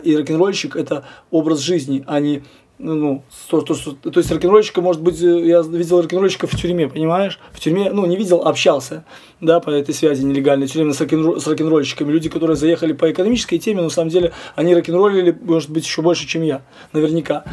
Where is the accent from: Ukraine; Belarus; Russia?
Belarus; Grodno, Grodno Region; also born or lived in Minsk / Poland; в 80 четвертом году его перевели в Гродно, и еще все, всю сознательную жизнь я практически провел здесь